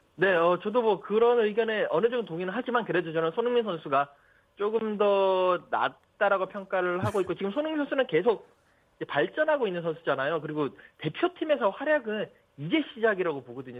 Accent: South Korea

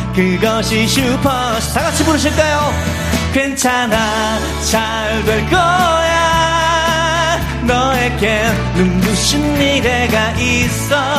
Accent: Daegu, South Korea; moved away; also born or lived in Seoul; 고향이 대구거든요. 서울 왔는데

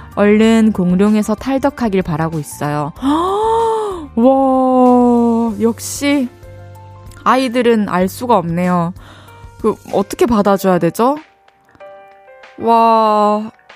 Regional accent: Changwon, South Gyeongsang, South Korea; also born or lived in Daegu / Busan; 대구에서 태어나가지고 마산에서 초중고를 나와서 부산에서 대학교를 나왔는데요.

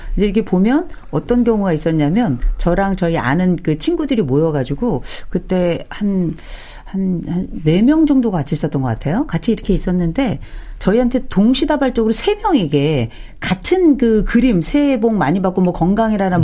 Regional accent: Gangwon, South Korea; 강원도 출신

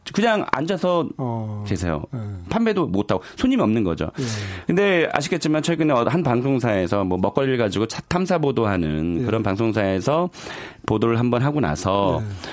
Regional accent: South Korea; 저도 한국 사람이지만

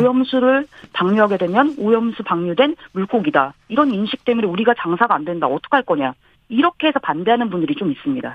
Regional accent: South Korea; now in Japan

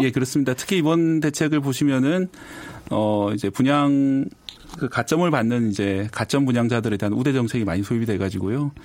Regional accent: Busan, South Korea; moved away as an adult; now in Seoul, South Korea; 부산 출신이거든요.

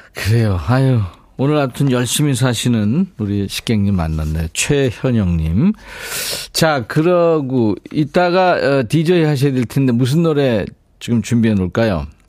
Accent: Seoul, South Korea; 어렸을 때 광화문 살았거든요. 거기서 이제 초등학교로 왔다 갔다 했는데

